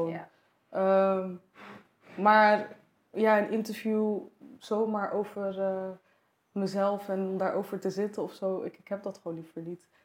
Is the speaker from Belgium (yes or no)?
no; Morocco; En kijk, als, als Marokkaans meisje was dat al soort van, weet je, als mijn moeder dat dan vertelde aan haar vriendinnen of zo, dan was het echt van, eh, ja, voetbal moet niet op turnen of zo.